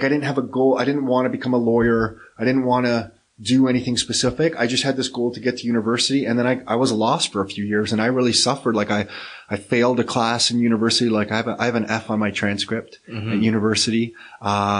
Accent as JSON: {"language": "English", "town": "Mississauga", "region": "Ontario", "country": "Canada", "tie": "born or raised there", "also_born_or_lived": "Toronto", "said": "And moved to Mississauga when I was about 4 or 5. And then raised in Mississauga, went to high school in Mississauga"}